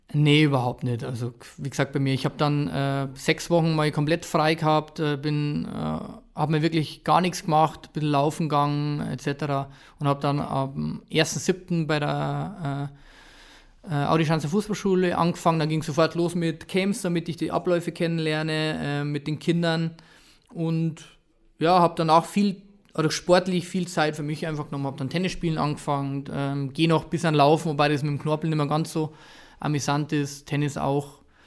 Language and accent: German; Ingolstadt, Bavaria, Germany; ich bin da aufgewachsen, ich bin in Ingolstadt in der Umgebung groß geworden